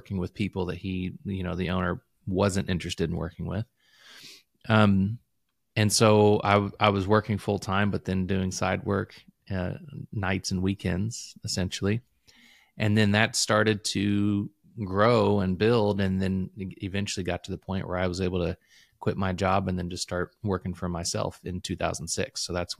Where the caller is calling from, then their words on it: Louisville, Kentucky, United States; I am calling in from Louisville, Kentucky. Or just a little bit outside of Louisville.